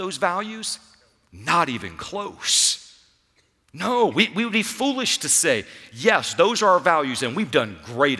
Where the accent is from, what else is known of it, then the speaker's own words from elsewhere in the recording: United States; as an American, as those who grow up in this culture